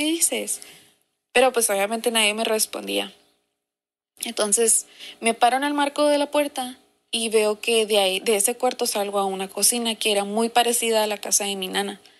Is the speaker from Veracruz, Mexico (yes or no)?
no; Mexicali, Baja California, Mexico; ¿Qué onda, morras? … soy de Mexicali